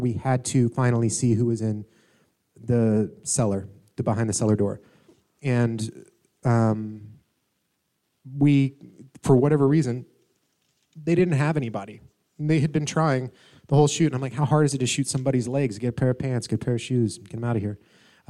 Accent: Atlanta, Georgia, United States; I'm from Atlanta originally.

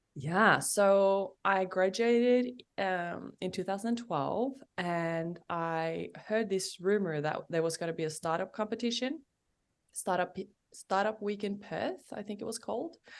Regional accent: Norway; moved away as an adult; I'm from Norway

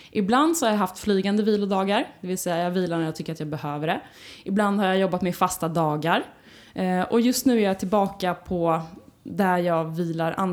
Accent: Skåne, Sweden; jag är delvis uppväxt i Skåne. Eh, jag flyttade dit när jag gick på högstadiet

